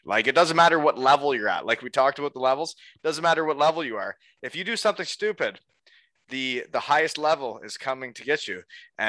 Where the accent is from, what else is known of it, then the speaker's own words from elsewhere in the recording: Elmira, New York, United States; after I'd only played in Elmira, my hometown